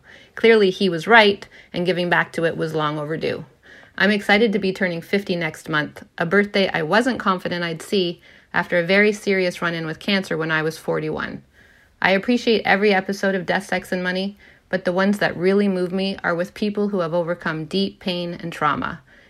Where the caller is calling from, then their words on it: Ottawa, Ontario, Canada; I'm calling from Ottawa, Ontario.